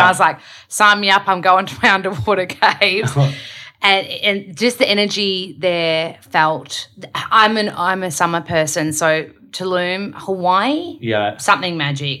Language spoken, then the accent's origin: English; Melbourne, Victoria, Australia; moved away; So I'm from Melbs. I'm born and raised in Melbs